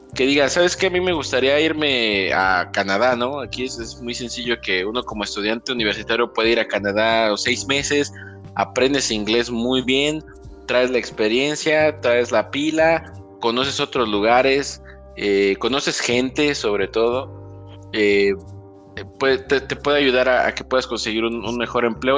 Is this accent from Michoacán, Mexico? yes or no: yes; Sahuayo, Michoacán, Mexico; de donde somos originarios, de Saguayo